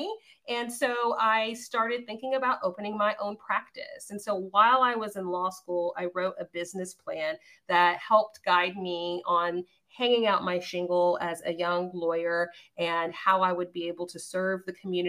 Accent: La Porte, Texas, United States; now in Austin, United States; I grew up in LaPorte, Texas, a suburb of Houston

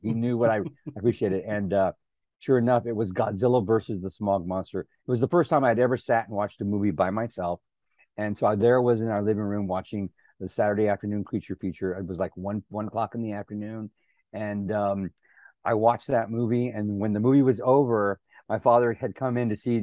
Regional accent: San Antonio, Texas, United States; moved away as an adult; now in Los Angeles, United States; a quarter of a mile from our house growing up in South Texas.

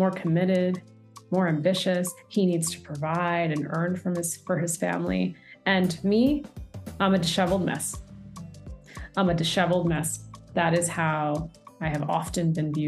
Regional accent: United States; I was born and raised in the States with my younger brother.

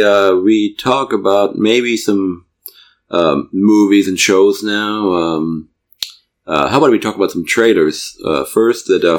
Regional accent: Germany; English is a second language; moved away; I told him I was from Germany

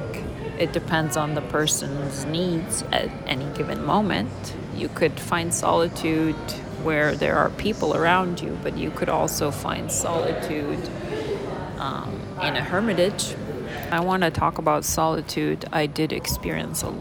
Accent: Lebanon; moved away as an adult; I am actually Lebanese. I immigrated from Lebanon in 1995, and I'm 53.

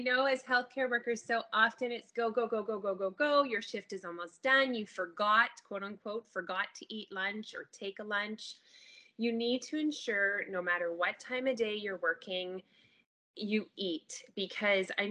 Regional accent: Ontario, Canada; now in British Columbia, Canada; I live out here in BC, but we are originally from Ontario

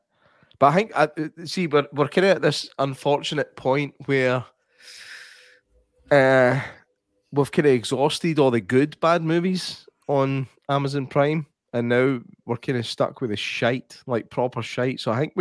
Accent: Egypt; I'm from Egypt. And we have our own alphabet.

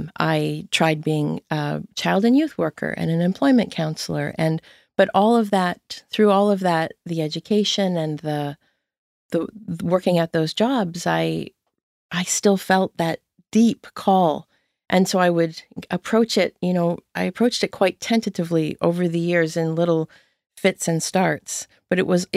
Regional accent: Windsor, Ontario, Canada; moved away as an adult; now in Nova Scotia, Canada; Yeah, I grew up in Windsor, Ontario. Oh. I always have to say Ontario here in Nova Scotia because people think it's Windsor, Nova Scotia. Right. Yeah. I left when I was 23.

